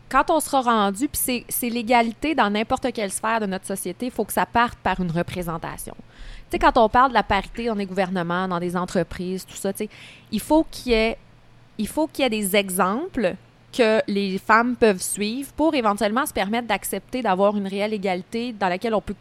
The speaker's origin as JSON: {"language": "French", "town": "Beauceville", "region": "Quebec", "country": "Canada", "tie": "born or raised there", "said": "elle vient de ma ville"}